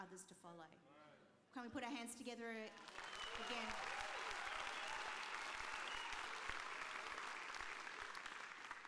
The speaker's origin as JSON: {"language": "English", "country": "Australia", "tie": "born or raised there", "also_born_or_lived": "Chile (ancestry)", "moved": "yes", "lives_now": "United Kingdom", "said": "Chilean by descent. My parents are Chilean. So I've got the Latino vibe going on. Also, I was born in Australia"}